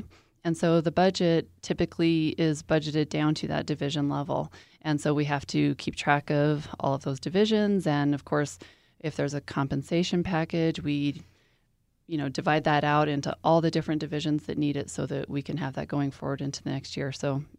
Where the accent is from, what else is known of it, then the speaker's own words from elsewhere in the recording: Colorado Springs, Colorado, United States; I am a native of Colorado Springs.